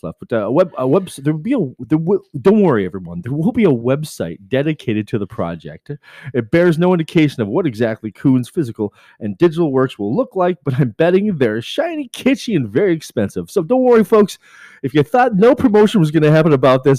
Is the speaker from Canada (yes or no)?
yes; Coquitlam, British Columbia, Canada; I'm from Vancouver, but really I'm from Coquitlam, British Columbia